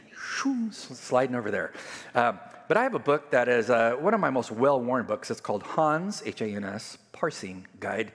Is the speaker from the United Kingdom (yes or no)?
no; California, United States; moved away; California, I grew up on the border